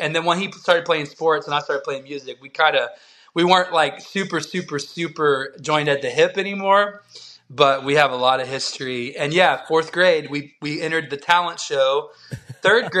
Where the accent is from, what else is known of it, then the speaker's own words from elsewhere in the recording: Texas, United States; I'm from the South